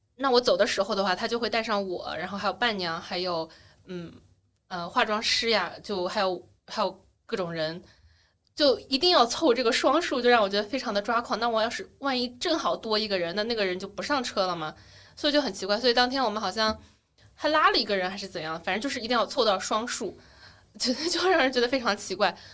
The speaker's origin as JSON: {"language": "Chinese", "town": "Wenzhou", "region": "Zhejiang", "country": "China", "also_born_or_lived": "Beijing / United States", "moved": "as an adult", "lives_now": "Shanghai, China", "said": "我是温州人"}